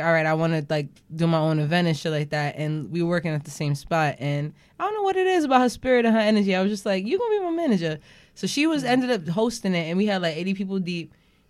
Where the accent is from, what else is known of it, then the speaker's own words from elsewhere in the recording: New York, United States; Because we're from New York.